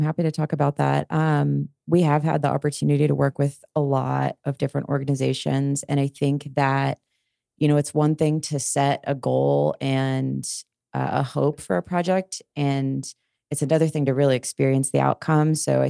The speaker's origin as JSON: {"language": "English", "town": "Denver", "region": "Colorado", "country": "United States", "tie": "born or raised there", "said": "I was born here too"}